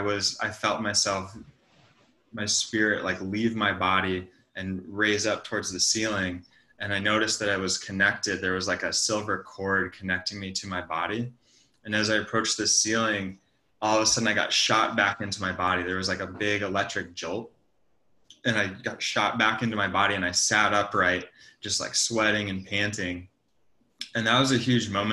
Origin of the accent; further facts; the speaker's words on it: Montana, United States; moved away as an adult; also born or lived in San Francisco; I'm from Montana. Yeah, I grew up on a ranch.